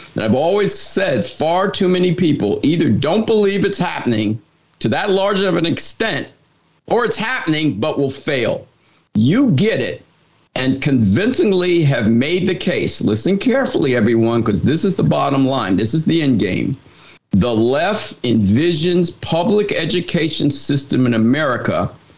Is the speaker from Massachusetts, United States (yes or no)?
no; New Jersey, United States; moved away; I took a job back in uh, in New Jersey. I'm from New Jersey